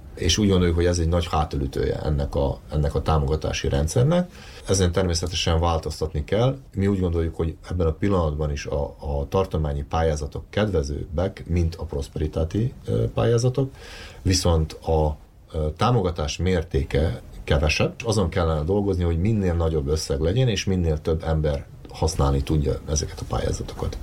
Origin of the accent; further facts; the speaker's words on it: Vojvodina, Serbia; mint vajdasági magyaroknak, akik itt élünk Vajdaságban